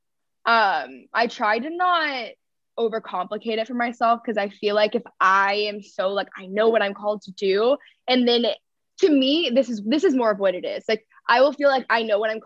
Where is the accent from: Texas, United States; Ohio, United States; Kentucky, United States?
Texas, United States; I grew up in Texas around like cultural Christianity